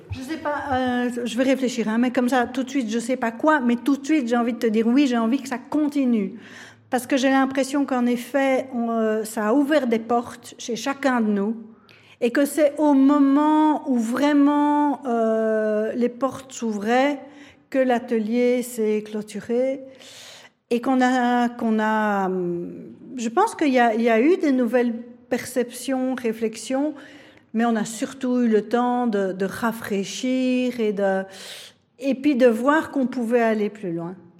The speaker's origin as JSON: {"language": "French", "country": "Belgium", "said": "nous touche tous en tant que Belges"}